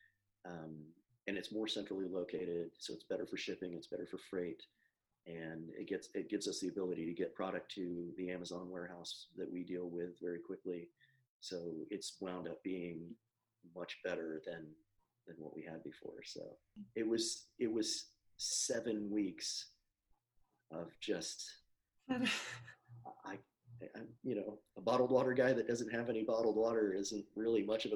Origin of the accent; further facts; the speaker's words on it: Florida, United States; I grew up here in Florida